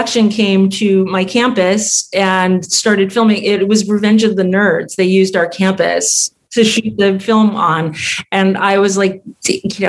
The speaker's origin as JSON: {"language": "English", "town": "Tucson", "region": "Arizona", "country": "United States", "tie": "born or raised there", "also_born_or_lived": "New York", "moved": "as an adult", "said": "And I grew up in Tucson too."}